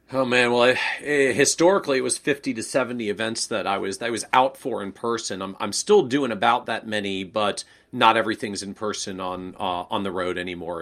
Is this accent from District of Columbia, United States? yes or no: yes; Washington, District of Columbia, United States; moved away as an adult; also born or lived in New England; I was born and raised in the Washington, D.C. area